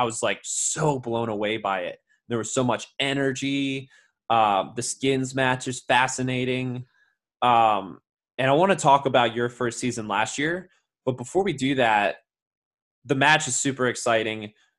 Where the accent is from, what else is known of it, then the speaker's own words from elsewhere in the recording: Maryland, United States; my home state of Maryland